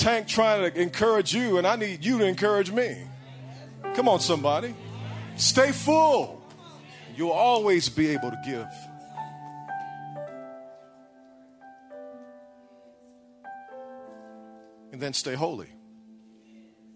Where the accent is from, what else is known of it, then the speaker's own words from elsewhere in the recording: Illinois, United States; now in Texas, United States; I grew up in Illinois, so you had some ridiculous winters